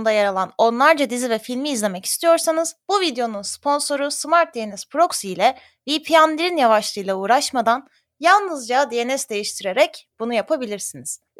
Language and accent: Turkish; Aegean Region, Turkey; Bu ne demek sen bilmezsin. Egeliler biz biliriz.